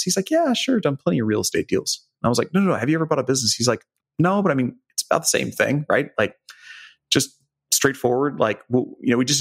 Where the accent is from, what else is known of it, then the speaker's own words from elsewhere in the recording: Joplin, Missouri, United States; I grew up in Joplin, Missouri, so southwest corner of the state